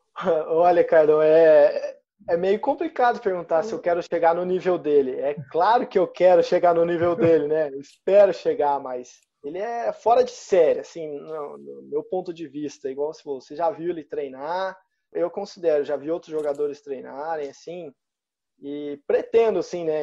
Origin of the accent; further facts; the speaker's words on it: Goiânia, Goiás, Brazil; moved away; also born or lived in Curitiba, Paraná; eu vim de Goiás, né? Lá não tinha nenhum time assim de referência. Eu nasci em Curitiba, mas comecei a jogar vôlei em Goiânia